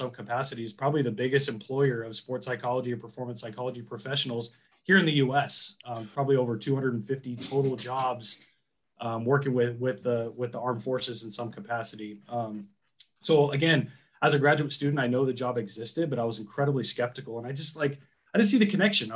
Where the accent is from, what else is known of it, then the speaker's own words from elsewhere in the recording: San Diego, California, United States; I grew up in San Diego, which is an incredibly, you know, really military heavy, place